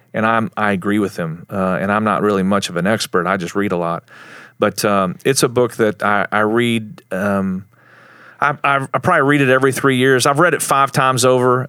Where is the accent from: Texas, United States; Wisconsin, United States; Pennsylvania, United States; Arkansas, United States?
Texas, United States; Plainview; moved away as an adult; also born or lived in Lubbock, Texas / Dallas, Texas; I'm from Plainview. It's where I grew up. I was born in Lubbock